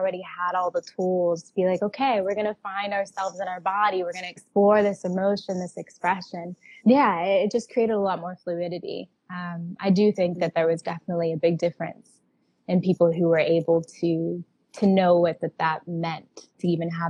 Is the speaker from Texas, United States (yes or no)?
yes; Texas, United States; I'm from Texas. I grew up in a like conservative little bubble of that area